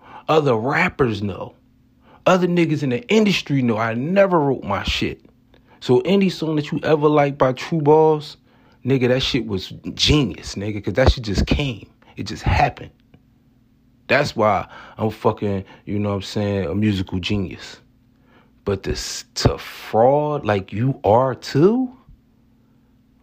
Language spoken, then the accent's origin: English; Atlantic City, New Jersey, United States; I come from Atlantic City, New Jersey